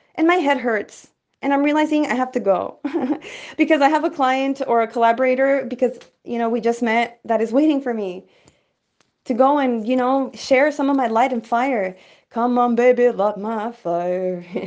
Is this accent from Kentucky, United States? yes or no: no; El Paso, Texas, United States; I came from the hood from El Paso, Texas